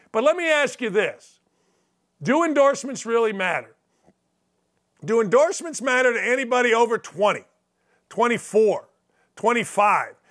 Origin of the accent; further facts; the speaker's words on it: Northwest Indiana, United States; I grew up in Northwest Indiana